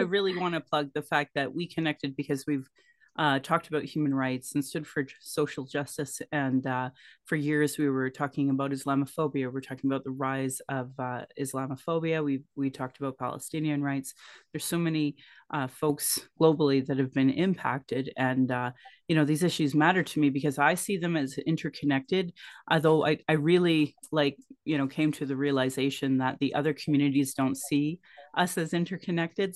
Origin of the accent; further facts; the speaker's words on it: Calgary, Alberta, Canada; I was born in Calgary or in Blackfoot, Mokinstis